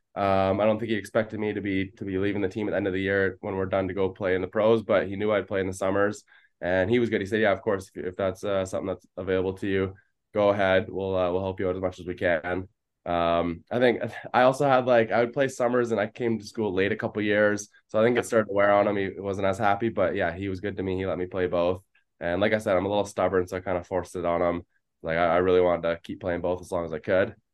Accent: Delta, British Columbia, Canada; I grew up playing in Delta

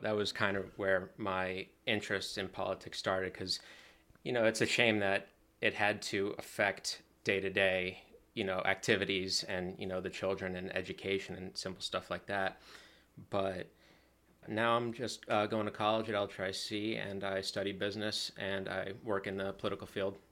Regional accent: Slatington, Pennsylvania, United States; born and raised in Slangton

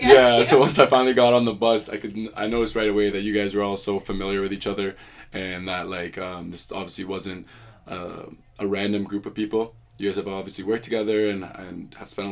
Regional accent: Canada; moved away as an adult; now in United States; I'm a Canadian, and you said like a fun fact, I speak three languages.

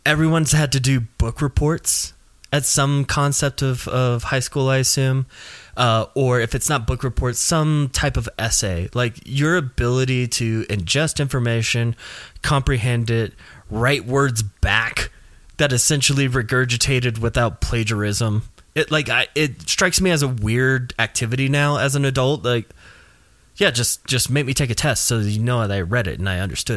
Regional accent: Nashville, Tennessee, United States; growing up in Nashville

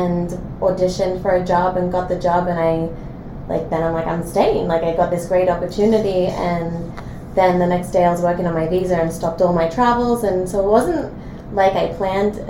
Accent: Sydney, New South Wales, Australia; moved away as an adult; now in Los Angeles, United States; I grew up in Sydney, Australia, and just an Aussie kid

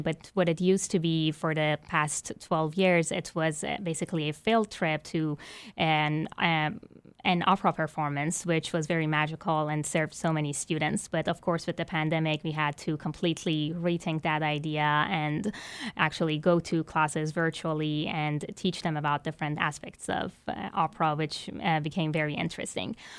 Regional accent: Iran; now in Baton Rouge, United States; I was born and raised in Iran, an Islamic country that does not consider music legitimate

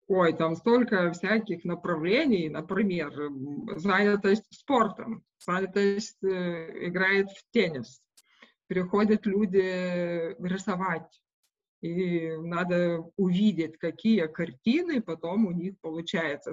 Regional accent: Šilutė, Klaipėda County, Lithuania; Russian is a second language; moved away as an adult; now in Visaginas, Lithuania; я сама вообще из Жамайтии, из Шилута

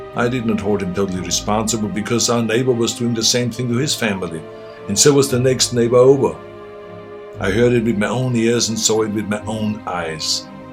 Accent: Austria; moved away as an adult; now in United States; I grew up in Austria

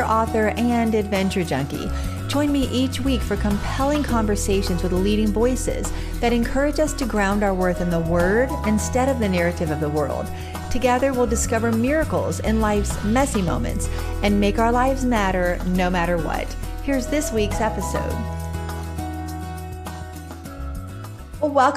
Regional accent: Fredericksburg, Virginia, United States; right here in my hometown, Fredericksburg, Virginia

